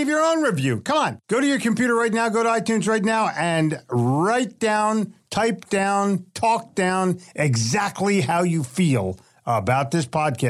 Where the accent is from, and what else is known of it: Philadelphia, Pennsylvania, United States; born or raised there; moved away as an adult; also born or lived in New York City; now in Charlotte, United States